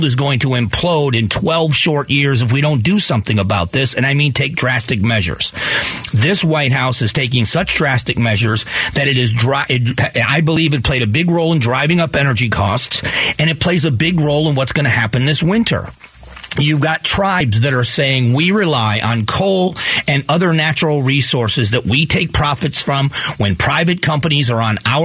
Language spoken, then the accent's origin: English; Newbury, Ohio, United States; also born or lived in Cleveland, Ohio; now in Arizona, United States; I lived in farm, what used to be farm country, in northeast Ohio in Geauga County